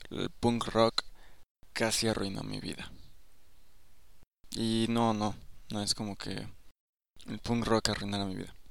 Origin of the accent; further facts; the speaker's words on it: Mexico City, Mexico; O sea, soy una persona de la Ciudad de México. No es como que siempre escuché música en español.